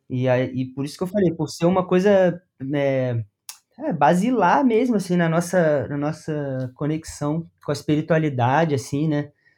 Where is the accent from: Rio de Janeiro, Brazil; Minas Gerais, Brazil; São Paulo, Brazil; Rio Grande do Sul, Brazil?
Rio de Janeiro, Brazil; moved away as an adult; now in Paraná, Brazil; Eu sou do Rio de Janeiro.